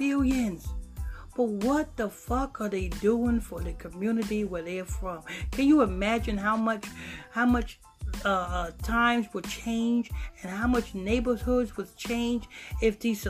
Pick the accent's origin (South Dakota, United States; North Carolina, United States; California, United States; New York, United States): New York, United States; Huntington Station; I'm from Long Island, Huntington Station, Long Island.